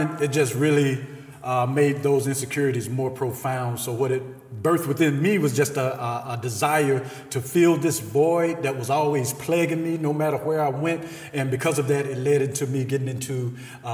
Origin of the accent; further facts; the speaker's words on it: Selma, Alabama, United States; I grew up in Selma, Alabama, raised by my grandmother